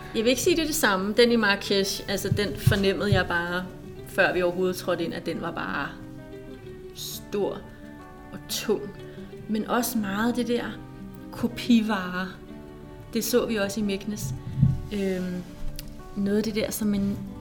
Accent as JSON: {"language": "Danish", "country": "Denmark", "said": "som dansker"}